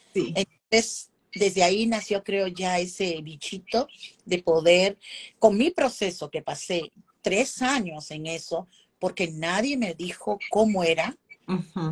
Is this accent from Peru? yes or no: yes; Lima, Peru; moved away as an adult; now in Indiana, United States; En Perú, soy peruana, he trabajado años, si tú vas a Perú, como se dice en Lima, que soy limeña, ¿no? que es de la capital